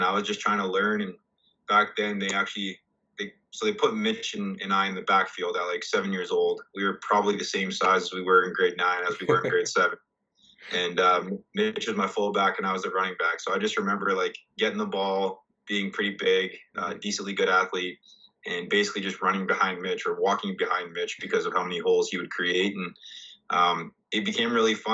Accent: Winnipeg, Manitoba, Canada; growing up here in the city, my entire extended family actually is from Southern Ontario

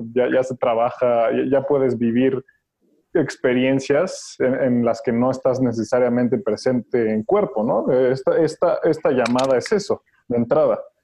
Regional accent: Mexico; como mexicanos y como raza

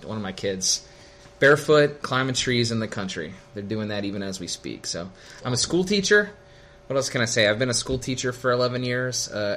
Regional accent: Clarksburg, West Virginia, United States; also born or lived in Fairmont, West Virginia; I'm from Clarksburg, West Virginia. I was born in Fairmont.

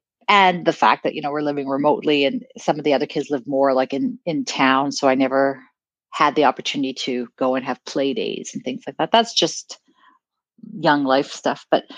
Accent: South Africa; back then South Africa was going through the apartheid and you know, you talked about, oh, I'm South African, and people quite didn't understand

